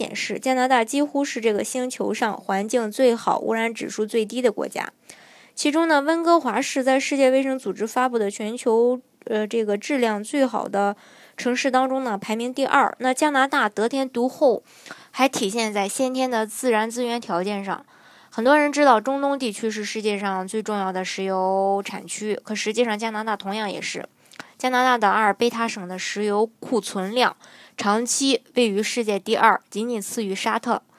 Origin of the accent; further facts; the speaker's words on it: China; 成长在中国的我们